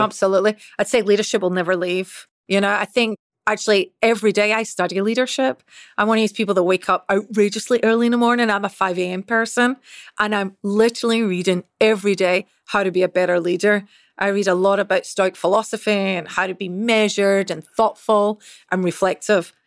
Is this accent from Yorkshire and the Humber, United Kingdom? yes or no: no; Scotland, United Kingdom; accent: Scottish; moved away; as you can probably tell with this accent, I'm Scottish. So, I originally grew up and was raised in Scotland.